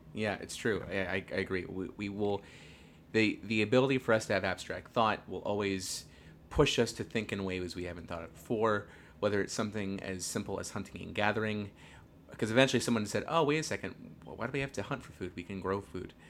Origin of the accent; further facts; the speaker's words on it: Northern California, United States; we are from Northern California